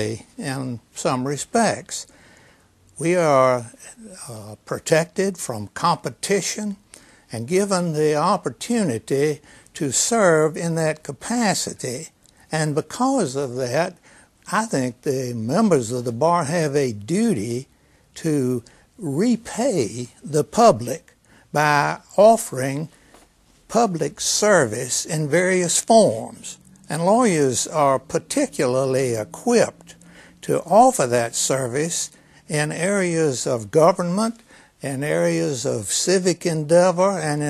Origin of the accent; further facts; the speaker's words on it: Lexington, North Carolina, United States; I grew up in Lexington, a small town, a population of about 10,000 back then